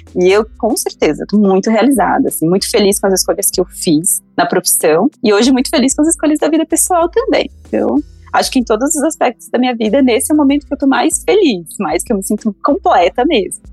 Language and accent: Portuguese; interior of Minas Gerais, Brazil; moved away; Eu sou do interior de Minas, de uma cidade chamada Beriba. E, na verdade, eu morei até os 14 anos na zona rural dessa cidade, numa comunidade rural.